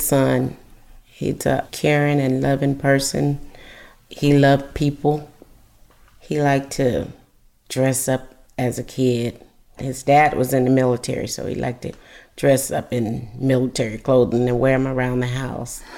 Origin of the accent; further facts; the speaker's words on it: Adel, Georgia, United States; moved away as an adult; now in California, United States; I was born and raised in Adel, and my family lives in Adel